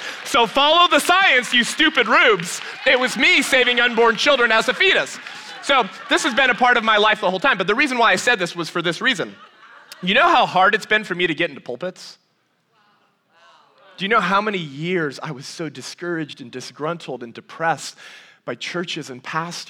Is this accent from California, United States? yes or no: yes; Azusa, California, United States; born there; my mother was actually the director of a pregnancy resource center while pregnant with me in 1991 when I was born in Azusa, California.